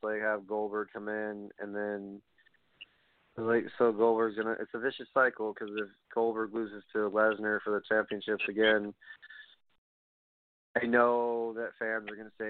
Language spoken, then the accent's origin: English; New York City, New York, United States; my hometown at Barclays